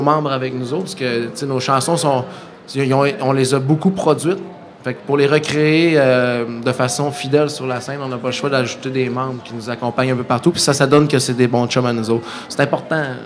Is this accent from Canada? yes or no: yes; Saguenay, Quebec, Canada; chez nous au Saguenay